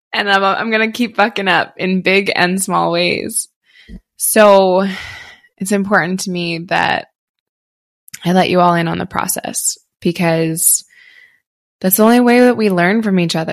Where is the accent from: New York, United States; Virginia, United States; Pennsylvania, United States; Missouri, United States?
Pennsylvania, United States; outside Philadelphia; moved away; I grew up on the East Coast, grew up in outside Philly, and we said you guys all the time